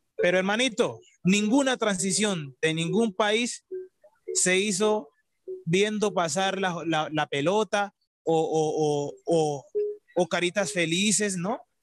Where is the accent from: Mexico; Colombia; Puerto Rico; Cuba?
Colombia; yo soy colombiano